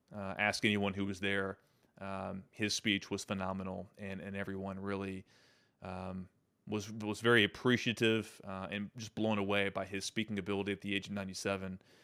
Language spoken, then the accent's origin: English; United States; as an American